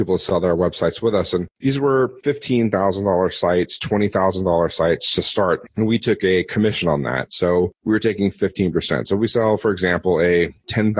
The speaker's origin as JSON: {"language": "English", "country": "United States", "also_born_or_lived": "Philippines", "moved": "as an adult", "said": "as an American"}